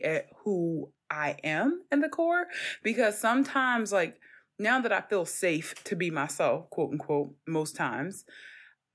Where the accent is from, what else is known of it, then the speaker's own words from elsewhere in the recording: Philadelphia, Pennsylvania, United States; growing up in North Philly